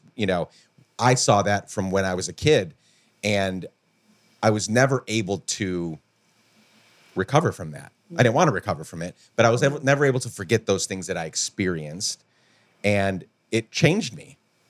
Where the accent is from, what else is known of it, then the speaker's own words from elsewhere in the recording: Guatemala; Where in the places where you and I grew up in Guatemala, different sort of environment, different part of the world